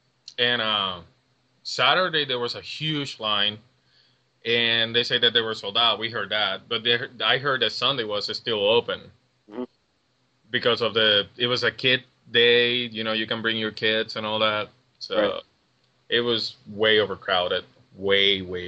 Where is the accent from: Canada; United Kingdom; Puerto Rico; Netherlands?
Puerto Rico; moved away as an adult; now in Cincinnati, United States; I'm from Puerto Rico. For those who don't know, you can hear the accent.